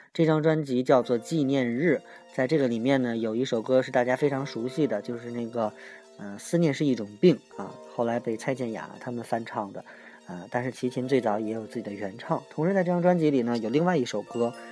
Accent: China; 我们中国人

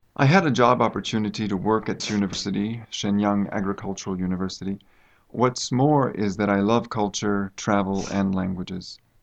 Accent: United States; moved away as an adult; now in China; I come from the United States

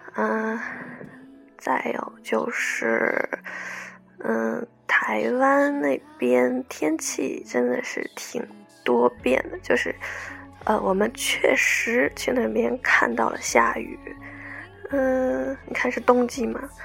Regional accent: China; 我们大陆这边年年翻修啊，然后拆迁

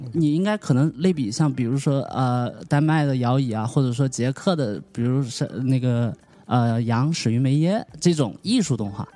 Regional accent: Jiangxi, China; 我就是江西人

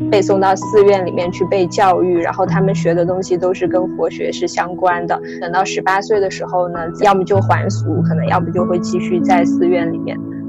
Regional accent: Southwest China, China; 我从小是出生在那个中国的就是西南地区，它相对是一个也是比较受这种小乘佛教所影响的一个一个区域

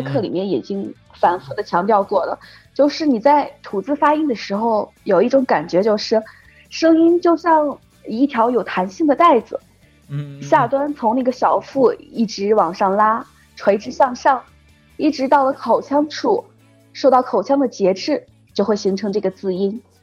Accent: Xi'an, Shaanxi, China; 我来自大西安

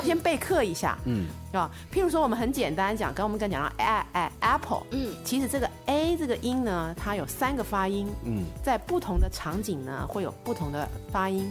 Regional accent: Taiwan; accent: Taiwanese; 我是周杰伦的老乡，也是林志玲的老乡

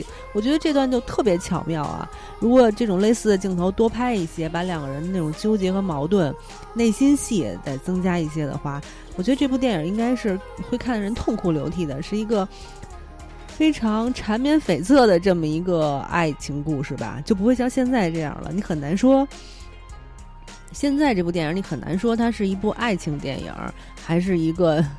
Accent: China; 作为我们中国人就会想说，啊，拍的不好。嗯，没有完全体现出我们中国的风貌

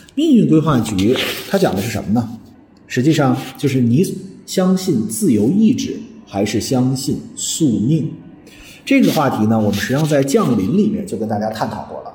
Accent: China; 我们中国人

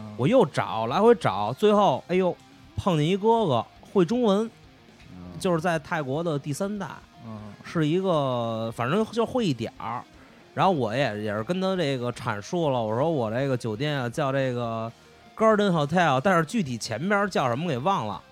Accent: Changchun, Jilin, China; 我是来自长春的

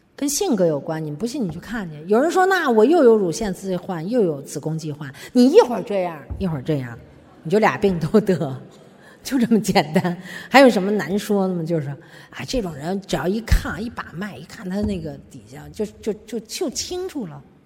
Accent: China; 我们中国人可能还没没到这个地步啊

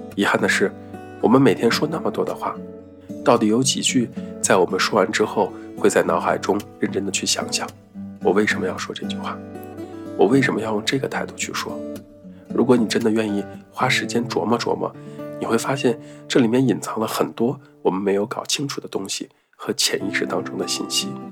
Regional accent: Northeast China, China; first language Mandarin; 我一个在东北人家长大的说普通话的孩子

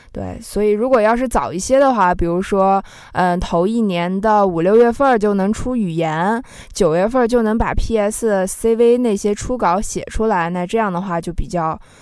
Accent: Xinjiang, China; 因为我自己也是来自少数民族地区嗯。啊，我是新疆的嘛

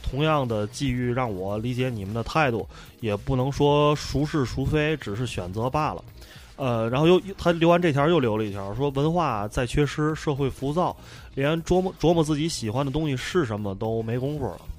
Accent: Tianjin, China; 天津是咱们这个普遍闲班电台听众跟我们几位主播都非常关注的话题的核心，就是我们的 嗯 家乡

